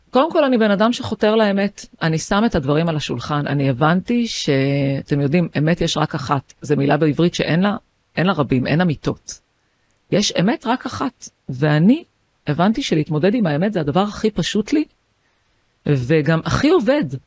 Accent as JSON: {"language": "Hebrew", "town": "Haifa", "region": "Haifa District", "country": "Israel", "tie": "born or raised there", "said": "אני חיפאית, באתי מבית של שמונה ילדים"}